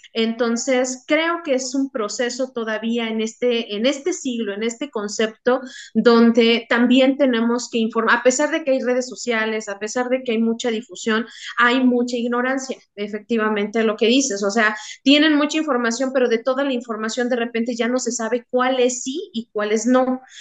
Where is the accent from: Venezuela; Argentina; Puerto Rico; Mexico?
Mexico; como mexicanos